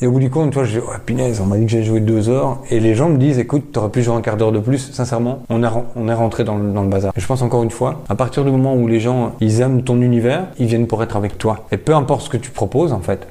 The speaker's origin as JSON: {"language": "French", "region": "Wallonia", "country": "Belgium", "said": "je viens de Belgique"}